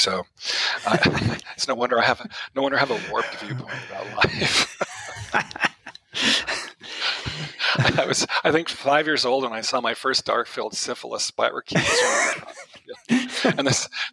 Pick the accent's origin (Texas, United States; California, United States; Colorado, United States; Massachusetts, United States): Colorado, United States; Greeley; now in Los Angeles, United States; I grew up in a little town called Greeley, Colorado, which is about 50 miles north of Denver